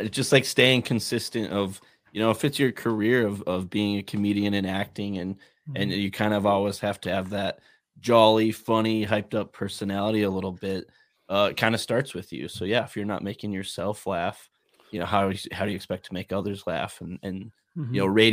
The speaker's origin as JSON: {"language": "English", "region": "North Dakota", "country": "United States", "said": "You're from, Minnesota. We're from North Dakota."}